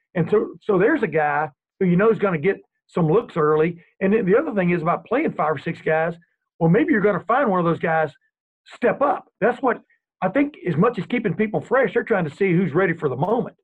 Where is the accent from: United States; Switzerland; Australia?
United States; East Texas; I grew up in East Texas